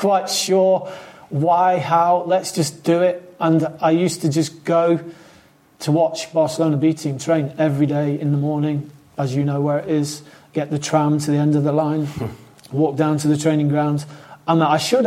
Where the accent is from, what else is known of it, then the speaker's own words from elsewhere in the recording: England, United Kingdom; also born or lived in Scotland; I was born in Scotland, but raised in England